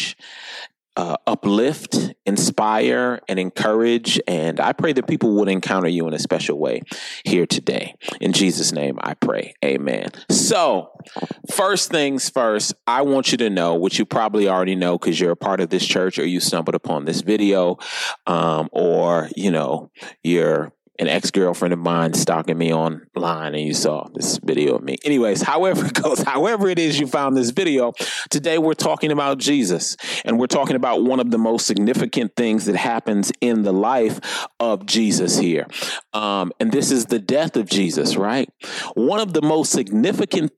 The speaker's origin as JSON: {"language": "English", "town": "Minneapolis", "region": "Minnesota", "country": "United States", "moved": "yes", "lives_now": "Sun Prairie, United States", "said": "I'm from Minneapolis originally"}